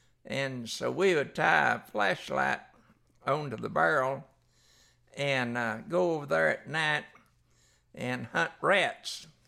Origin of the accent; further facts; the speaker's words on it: Fort Worth, Texas, United States; also born or lived in Haslet; Okay, I was born down in Fort Worth. We lived out at Hashlett, out north of Fort Worth. and that was in 1939.